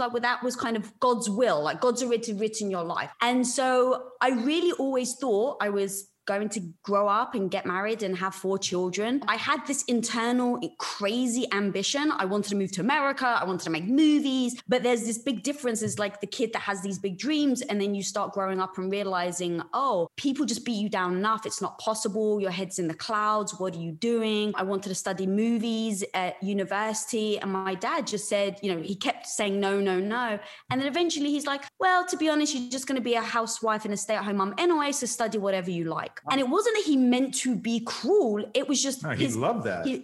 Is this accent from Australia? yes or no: no; London, United Kingdom; moved away; I was brought up in London, which of course is a bus metropolis.